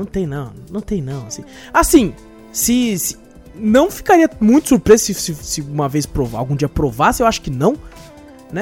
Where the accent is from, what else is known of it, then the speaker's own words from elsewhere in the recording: São José dos Campos, São Paulo, Brazil; A gente é de São José dos Campos